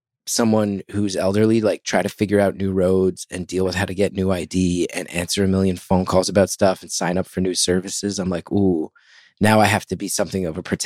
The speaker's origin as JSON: {"language": "English", "region": "New Jersey", "country": "United States", "tie": "born or raised there", "said": "I am from North Jersey, which I think is a land of scams."}